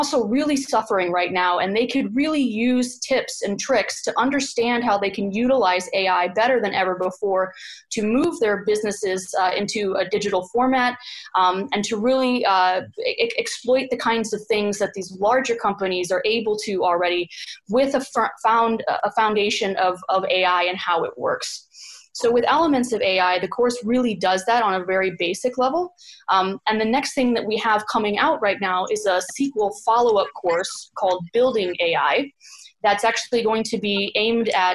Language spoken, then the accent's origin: English; United States; moved away; I'm an American coming from the States.